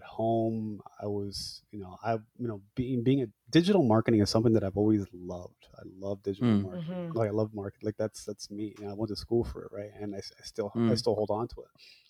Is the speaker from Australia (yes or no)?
no; Hamilton, Ontario, Canada; also born or lived in Scarborough, Ontario; I'm a Punjabi guy, born and raised in Hamilton, Ontario, fled to Scarborough, Ontario.